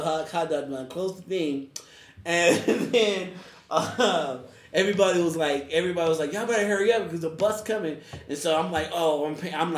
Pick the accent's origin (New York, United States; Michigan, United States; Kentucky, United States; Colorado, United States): Colorado, United States; Denver; I'm from Denver